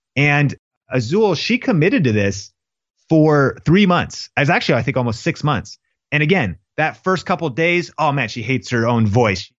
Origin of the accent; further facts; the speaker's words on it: Seattle, Washington, United States; I grew up in Seattle